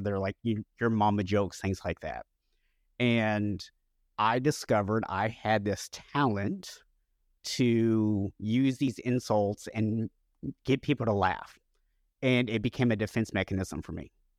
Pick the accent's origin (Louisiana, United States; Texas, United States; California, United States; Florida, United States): Florida, United States; also born or lived in Oklahoma; when I was 7 years old, we actually moved. I was born in Oklahoma and we moved to Florida.